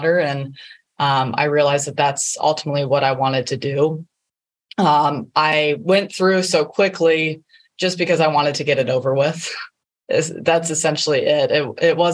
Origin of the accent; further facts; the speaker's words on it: Ohio, United States; also born or lived in Alabama / Boca Raton, Florida; I grew up in Ohio